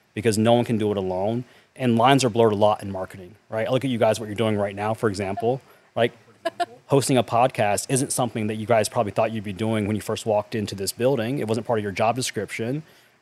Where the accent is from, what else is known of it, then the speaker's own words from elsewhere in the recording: North Carolina, United States; I grew up in North Carolina in a small town